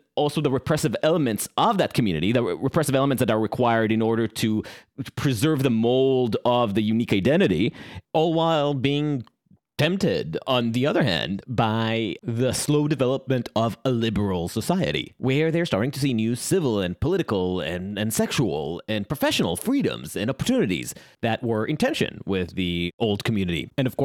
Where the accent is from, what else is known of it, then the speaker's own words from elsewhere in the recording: Jerusalem, Jerusalem District, Israel; growing up in Jerusalem